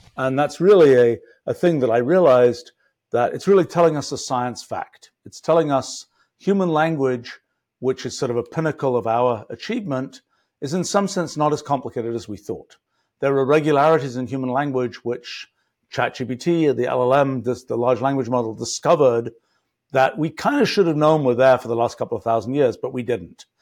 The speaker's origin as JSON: {"language": "English", "region": "England", "country": "United Kingdom", "tie": "born or raised there", "said": "I was graduating from English elementary school"}